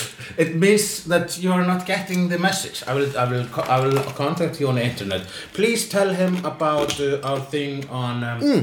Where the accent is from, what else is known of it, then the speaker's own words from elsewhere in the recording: Iceland; I'm Icelandic.